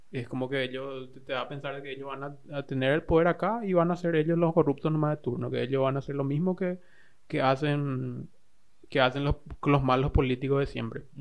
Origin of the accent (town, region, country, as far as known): Paraguay